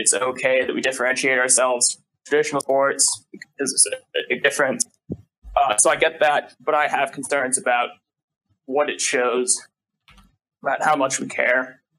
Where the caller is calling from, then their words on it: Washington, District of Columbia, United States; I'm calling from American University in Washington, D.C.